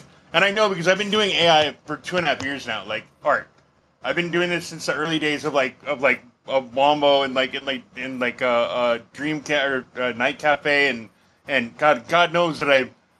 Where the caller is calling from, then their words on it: Portland, Oregon, United States; I'm from Portland, Oregon.